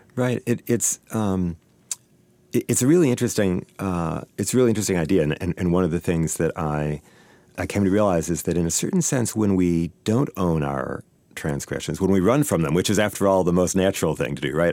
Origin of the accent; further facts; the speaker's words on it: Saint Paul, Minnesota, United States; I grew up here in Saint Paul